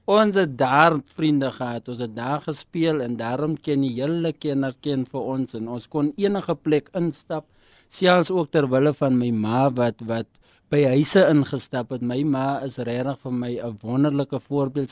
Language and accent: Afrikaans; Kenhardt, Northern Cape, South Africa; moved away; Ek is oorspronklik van Kenhardt, 'n klein dorpie daar in die Noord-Kaap, Stofstraatjie